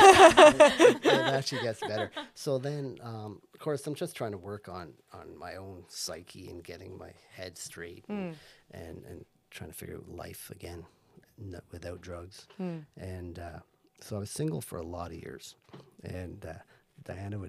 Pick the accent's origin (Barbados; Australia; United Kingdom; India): Barbados; moved away; When I grew up in Barbados, I went to all boys Catholic school called St. Cyprian's